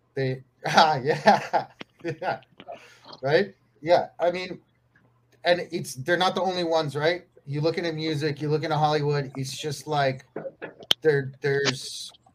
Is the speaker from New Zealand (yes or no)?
no; Canada; now in Mexico; I'm Canadian, born and raised in Canada. I uh, live in Mexico now